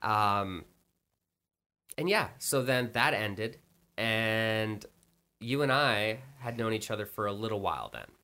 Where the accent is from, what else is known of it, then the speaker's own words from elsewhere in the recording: Canada; I'm Canadian